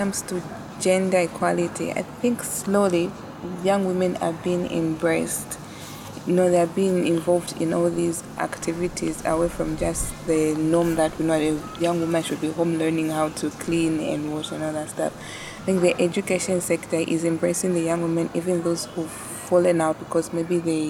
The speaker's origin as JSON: {"language": "English", "town": "Kitwe", "region": "Copperbelt Province", "country": "Zambia", "tie": "born or raised there", "also_born_or_lived": "Lusaka, Zambia", "moved": "yes", "lives_now": "Livingstone, Zambia", "said": "I was born on the Copper Belt in Kitwe. Yes, and I schooled there during my primary times."}